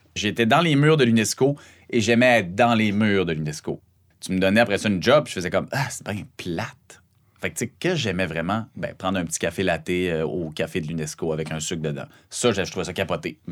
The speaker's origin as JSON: {"language": "French", "town": "Saguenay", "region": "Quebec", "country": "Canada", "accent": "Saguenay", "said": "mon accent du Saguenay"}